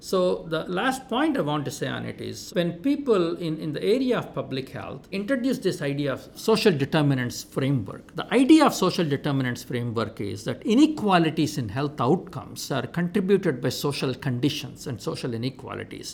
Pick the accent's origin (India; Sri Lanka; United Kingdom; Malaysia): India; moved away as an adult; also born or lived in Minnesota; Growing up in India